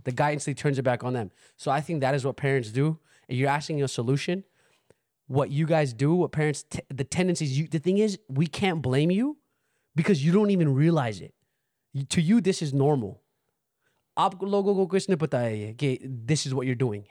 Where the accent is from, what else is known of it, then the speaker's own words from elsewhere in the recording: United States; We growing up in America